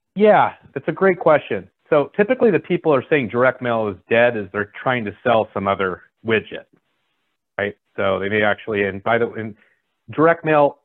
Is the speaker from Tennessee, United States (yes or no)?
no; San Francisco Bay Area, California, United States; I grew up, in, I'm from California. Uh, I uh, grew up in the San Francisco Bay Area.